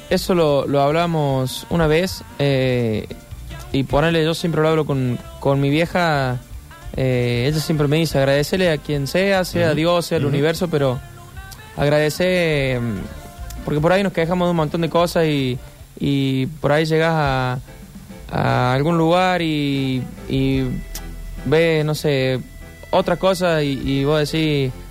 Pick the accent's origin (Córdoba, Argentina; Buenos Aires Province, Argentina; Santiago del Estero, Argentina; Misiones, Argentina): Córdoba, Argentina; Marull; moved away as an adult; now in Córdoba, Argentina; de Marul